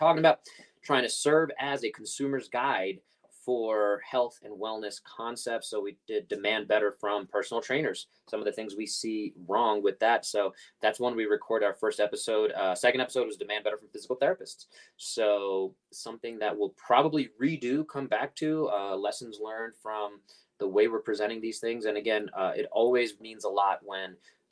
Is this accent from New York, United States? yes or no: yes; New York City, New York, United States; moved away; I grew up Coney Island in Brooklyn